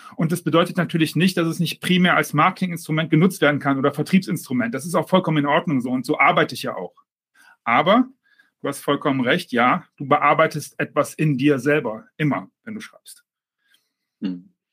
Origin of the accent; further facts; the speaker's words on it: Düsseldorf, North Rhine-Westphalia, Germany; now in Mallorca, Spain; Als Düsseldorfer ähm, äh, Fortuna-Fan